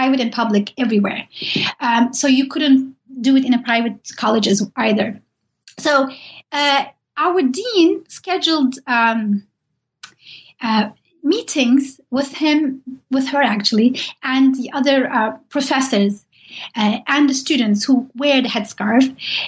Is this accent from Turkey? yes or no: yes; Turkey; English is a second language; I did, even though I'm from Turkey and Said Nursi has lived there and wrote there, I didn't know much about him.